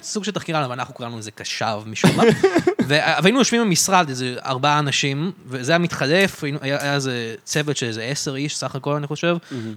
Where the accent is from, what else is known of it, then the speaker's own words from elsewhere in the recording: Israel; אני גדלתי בארץ